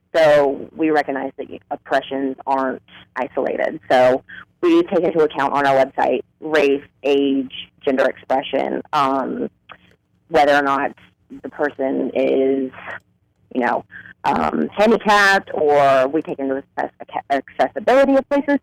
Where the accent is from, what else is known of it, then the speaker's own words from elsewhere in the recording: South Carolina, United States; now in Washington, D.C., United States; I'm actually from South Carolina